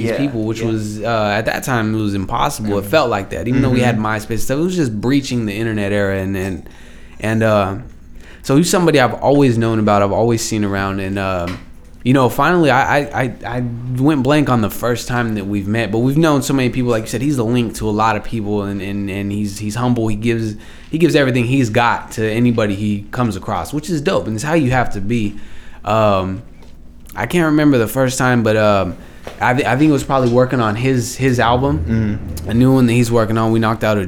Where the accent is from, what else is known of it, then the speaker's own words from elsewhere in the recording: Stockton, California, United States; I'm just from Stockton. I lived everywhere in Stockton